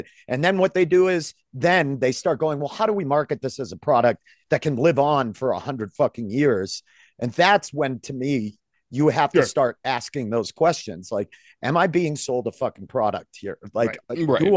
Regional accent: Maine, United States; I grew up in Maine

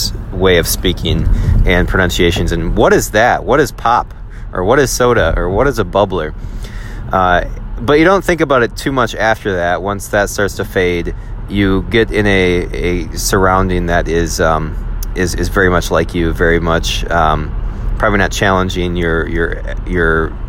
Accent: Wisconsin, United States; accent: Wisconsin; I do sound like I'm from Wisconsin

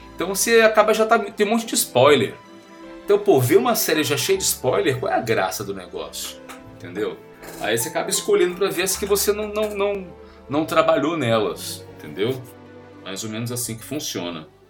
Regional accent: Rio de Janeiro, Brazil; moved away as an adult; now in São Paulo, Brazil; sou carioca

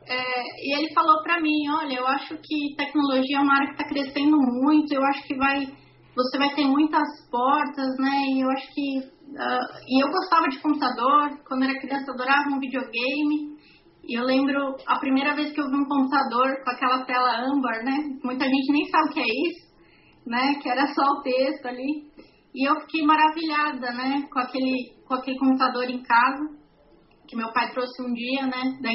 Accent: São Bernardo do Campo, São Paulo, Brazil; eu nasci em São Bernardo, nasci e cresci aqui em São Bernardo do Campo.

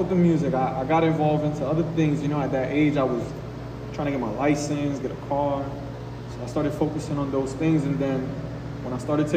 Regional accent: Hartford, Connecticut, United States; also born or lived in Puerto Rico; I'm an artist, independent artist out of Hartford, Connecticut

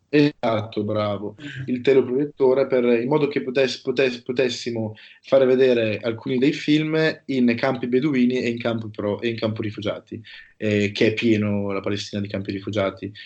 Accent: province of Brescia, Lombardy, Italy; also born or lived in Denmark; io sono, provengo dalla provincia di Brescia

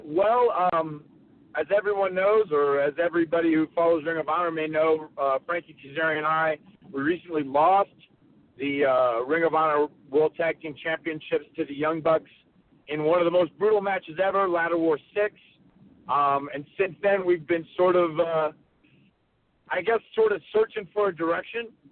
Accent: North Carolina, United States; I grew up in North Carolina.

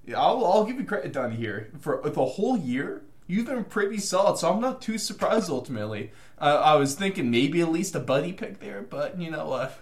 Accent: United States; the struggles of being American trying to watch this uh, sport that's halfway across the world

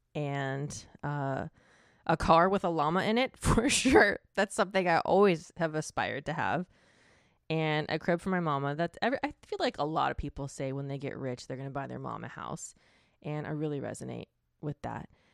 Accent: Florida, United States; I am from Florida

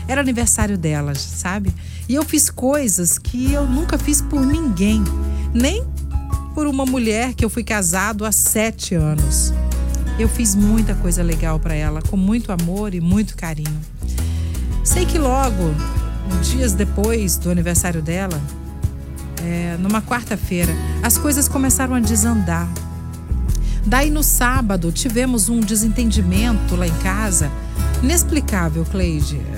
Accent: Vila Velha, Espírito Santo, Brazil; Eu sou de Vila Velha e ela é de Viana.

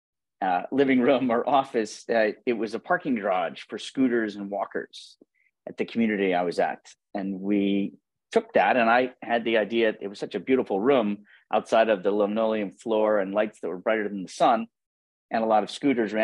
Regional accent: Buffalo, New York, United States; I'm from Buffalo, New York.

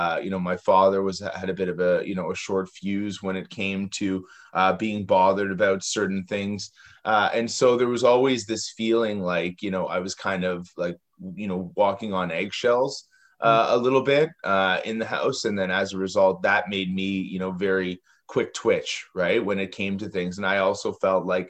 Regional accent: Toronto, Ontario, Canada; I grew up in Toronto, Canada

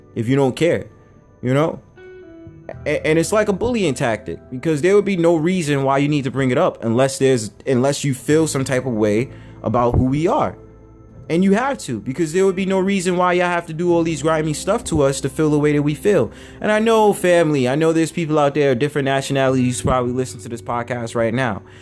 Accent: United States; I was born in America

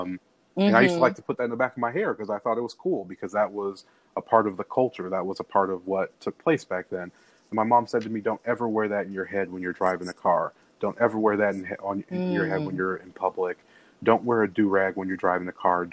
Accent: Chicago, Illinois, United States; I was born and raised on the South Side of Chicago.

